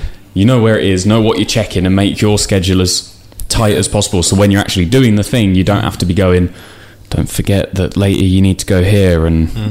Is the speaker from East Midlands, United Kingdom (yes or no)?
yes; Northampton, East Midlands, United Kingdom; we're from Northampton, we stayed in Northampton for uni and stayed there